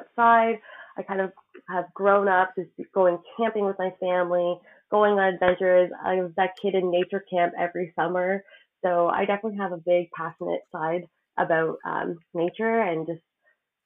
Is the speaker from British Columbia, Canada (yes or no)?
no; Guelph, Ontario, Canada; moved away as an adult; now in Newfoundland, Canada; Guelph is actually my hometown